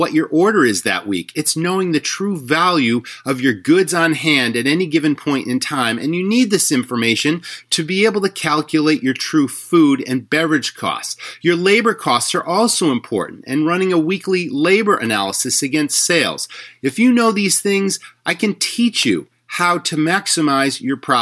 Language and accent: English; Western Massachusetts, United States; I grew up in Western Massachusetts